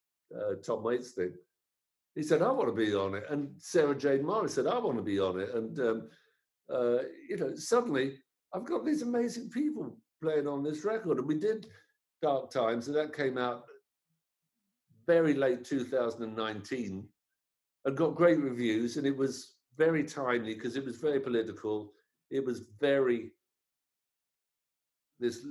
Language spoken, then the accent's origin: English; London, United Kingdom; grow up in London in the 60s